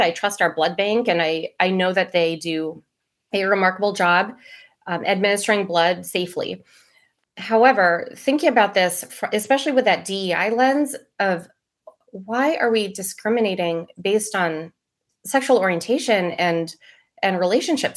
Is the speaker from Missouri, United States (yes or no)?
no; Maryland, United States; I was born and raised in Maryland